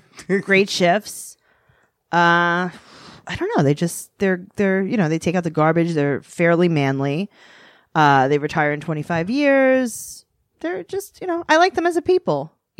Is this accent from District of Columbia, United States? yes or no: no; New York City, New York, United States; I grew up in Queens.